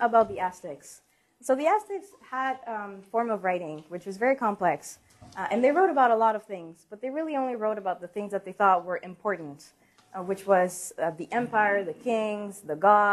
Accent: Mexico City, Mexico; moved away; I am Mexican, and growing up in Mexico City, it's part of my history

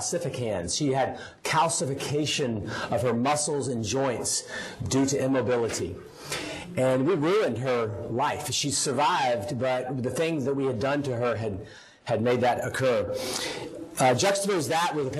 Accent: Louisiana, United States; now in Tennessee, United States; I'm from Louisiana, and I now live in Tennessee.

